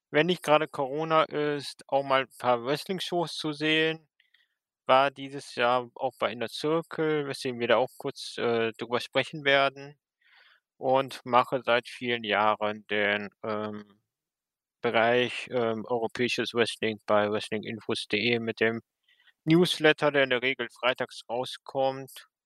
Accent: western Germany, Germany; Ich komme aus dem Westen der Republik.

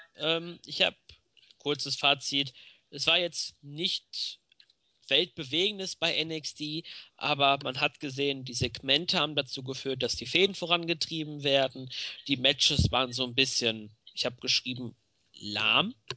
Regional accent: Germany; bei uns in Deutschland

